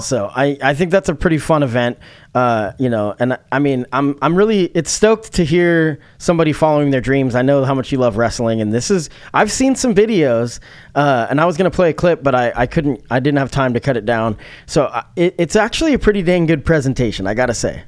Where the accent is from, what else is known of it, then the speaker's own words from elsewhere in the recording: Eugene, Oregon, United States; growing up in Eugene